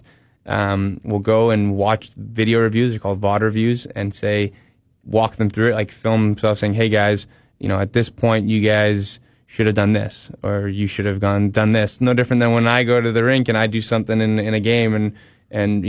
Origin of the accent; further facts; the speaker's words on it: Toronto, Ontario, Canada; also born or lived in Michigan; I'm from Toronto